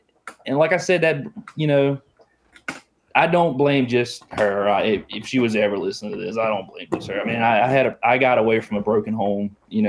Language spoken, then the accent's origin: English; Halifax, Virginia, United States; I'm from Halifax, Virginia. It's the southern part of Virginia. It's right in the middle. It's on the border of North Carolina.